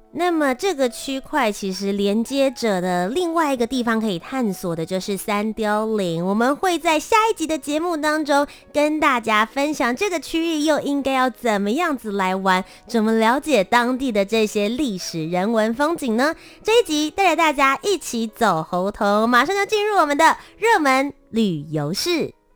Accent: New Taipei, Taiwan; also born or lived in Kaohsiung; 我本身呢是在高雄出生，然后小学之后我就搬到了新北市

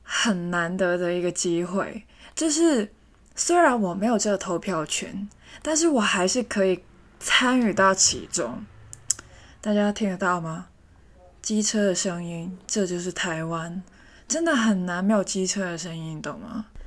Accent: Hong Kong; 我是一个香港人嘛，在香港那个速度是真的很快

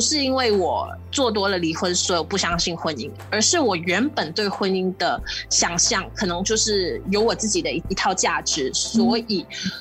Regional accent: Malaysia; 我们马来西亚华人

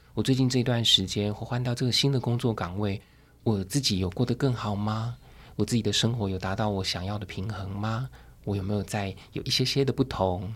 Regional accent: Taoyuan, Taiwan; 我当年要考高中那时候， 成绩不算太好，大概我就是桃园的第三志愿这样。然后那时候我父母亲允许我去画画

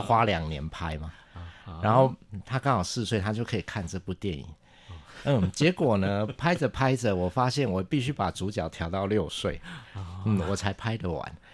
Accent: Taichung, Taiwan; 我是台中人

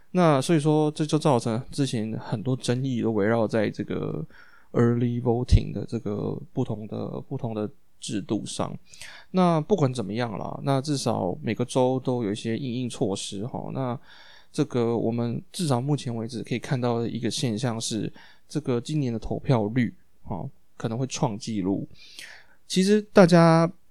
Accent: Taiwan; now in United States; 我们身为台湾人

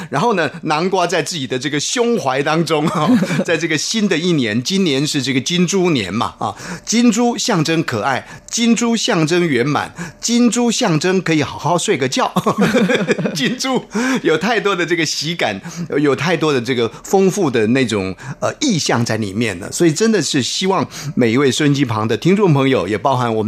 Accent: Taiwan; 这个是比较传统的，呃，闽南话，啊，台湾话

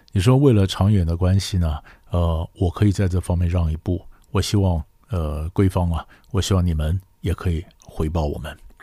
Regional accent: China; 我们中国人的字呢，绝对不是呃对称的

